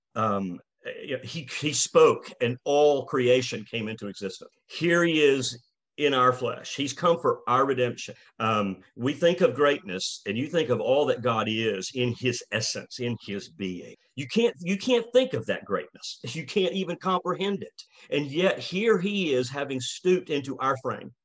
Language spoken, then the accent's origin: English; Rome, Georgia, United States; we moved back to Rome, my hometown